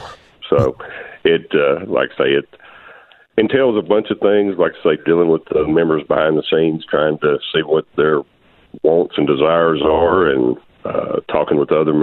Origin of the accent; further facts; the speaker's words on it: Texarkana, Arkansas, United States; also born or lived in Ashdown, Arkansas; I've actually lived in Ashdown, a little city outside of Texarkana, a few miles for a while. But grew up in Texarkana. My family had a farm.